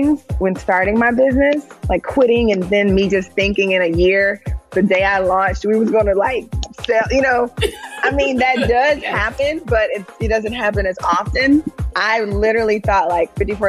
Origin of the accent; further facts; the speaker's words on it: United States; I'm Nigerian American. And so my father is Nigerian and we're Yoruba, but my mother is from Louisiana. So I grew up with like these two different, you know, cultures and experiences